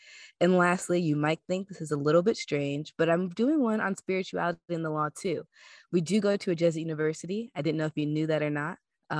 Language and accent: English; Seattle, Washington, United States; now in Oregon, United States; I am a 3L and so excited to be back for my second year at the Podvocate. I'm originally from Seattle and have actually returned back to the Pacific Northwest. I'm living in Oregon.